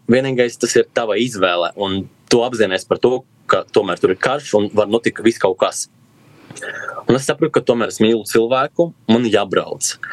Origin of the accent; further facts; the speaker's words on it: Ludza, Latgale, Latvia; now in Riga, Latvia; es esmu no Lūdzes, no Latvijas. Lūdzu, ir mana dzimtene, man ir 22 gadi. Šobrīd jau trešo gadu dzīvoju Rīgā